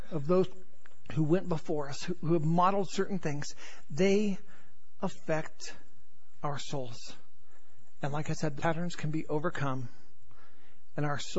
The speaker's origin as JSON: {"language": "English", "region": "North Carolina", "country": "United States", "tie": "born there", "accent": "Southern", "said": "I was born in North Carolina, so if I go back to North Carolina for any extended period of time or even the South, before you know it, I'm, my Southern accent has come back."}